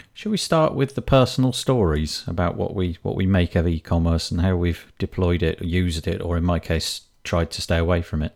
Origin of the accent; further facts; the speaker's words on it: Yorkshire and the Humber, United Kingdom; being the Yorkshireman that I am